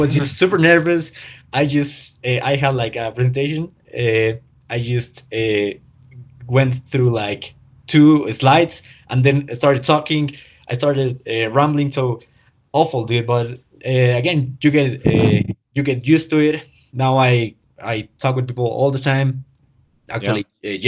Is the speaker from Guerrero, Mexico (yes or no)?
no; Pachuca, Hidalgo, Mexico; English is a second language; I'm Mexican, that I don't, that English is not my first language